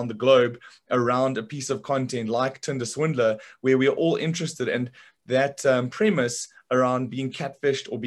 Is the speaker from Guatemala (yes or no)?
no; South Africa; when you and I were younger and growing up in South Africa